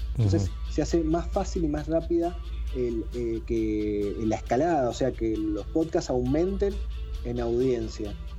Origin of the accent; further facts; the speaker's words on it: Mendoza, Argentina; Sebastián y yo somos de Mendoza, estamos a mil kilómetros de Buenos Aires